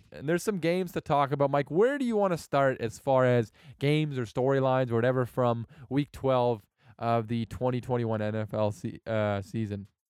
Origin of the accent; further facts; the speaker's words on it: Canada; I'm Canadian